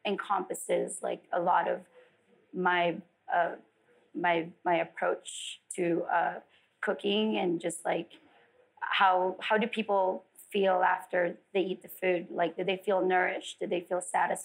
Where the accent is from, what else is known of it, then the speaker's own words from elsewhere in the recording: Philippines; also born or lived in Las Vegas; now in California, United States; I didn't grow up in LA. I grew up in the Philippines.